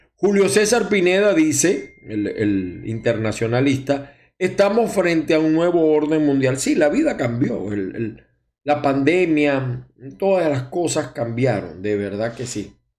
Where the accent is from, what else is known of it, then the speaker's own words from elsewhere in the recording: Maracay, Aragua, Venezuela; also born or lived in Zulia; now in United States; yo soy de Maracay también, aunque tengo muchos años en el Zulia